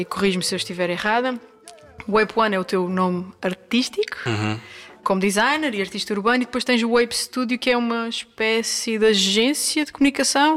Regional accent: Angra do Heroísmo, Azores, Portugal; moved away as an adult; Angra do Heroísmo, na Ilha Terceira, Açores, a terra onde nasci e vivi até aos meus 18 anos.

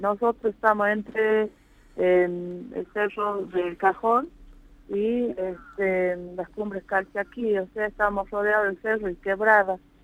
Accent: Amaicha del Valle, Tucumán, Argentina; yo soy nacida y criada acá en Amaicha

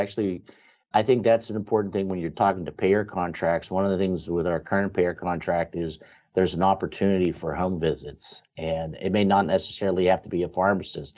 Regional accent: Western Pennsylvania, United States; I'm growing up in Western Pennsylvania

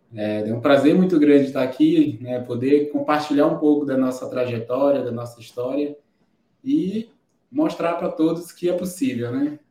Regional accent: Barreirinhas, Maranhão, Brazil; eu sou de Barreirinhas, né, da região dos Lençóis Maranhense, sou de um povoado de lá

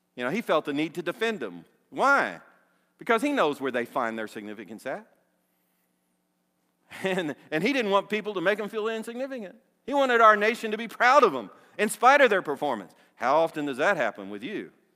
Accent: Dale City, Virginia, United States; the neighborhood that I was raised in in Dale City

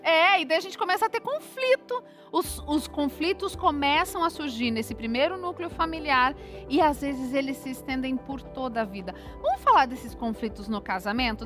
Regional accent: Bahia, Brazil; sou do Nordeste, baiana, tem toda uma cultura familiar

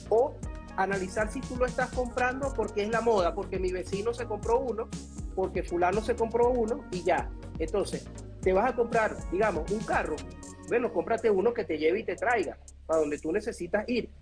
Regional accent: Venezuela; yo soy venezolano

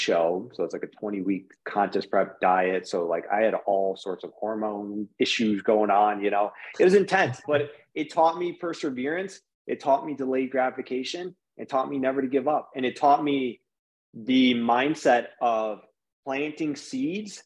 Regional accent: Michigan, United States; we're from Michigan and it's cold here

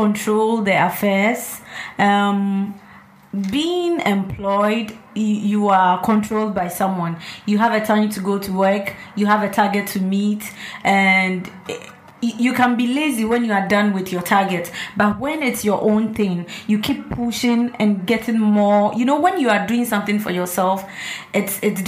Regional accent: Volta, Ghana; I'm from the Volta region

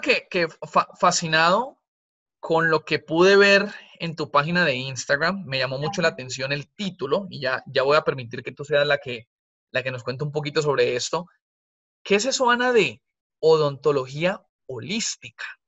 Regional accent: Colombia; moved away; yo soy colombiana cuando vivíamos en Colombia

